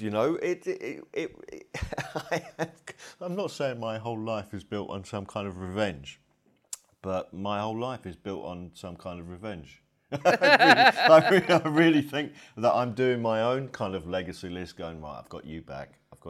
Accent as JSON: {"language": "English", "town": "King's Lynn", "region": "East of England", "country": "United Kingdom", "tie": "born or raised there", "also_born_or_lived": "Blackburn", "said": "I was born in the north. I was born in Blackburn, and we moved to near King's Lynn when I was about six."}